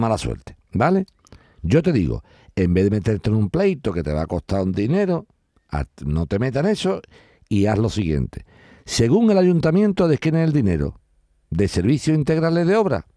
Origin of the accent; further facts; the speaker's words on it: Spain; yo como español